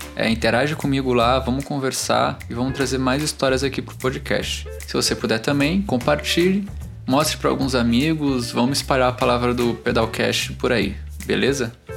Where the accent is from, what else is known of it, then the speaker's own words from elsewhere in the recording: Santos, São Paulo, Brazil; also born or lived in Alphaville; now in São Paulo, Brazil; Eu também não sou de São Paulo, sou de Santos.